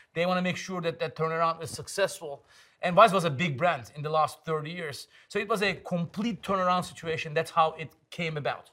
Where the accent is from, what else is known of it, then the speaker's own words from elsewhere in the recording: Istanbul, Turkey; English is a second language; moved away as an adult; also born or lived in Ankara / Germany; now in San Francisco, United States; growing up in Istanbul, born in Ankara.